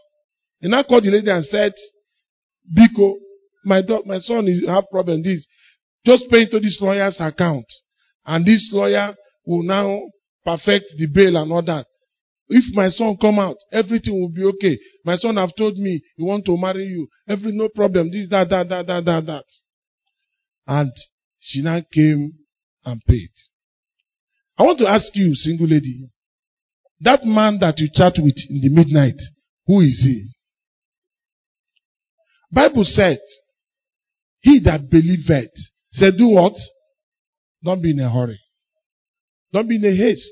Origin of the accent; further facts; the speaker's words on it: Enugu, Enugu State, Nigeria; I grew up in Enugu.